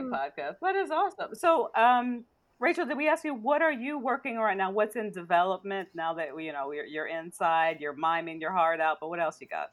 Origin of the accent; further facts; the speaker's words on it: Maryland, United States; I'm from what I call the other Ohio. I'm from Maryland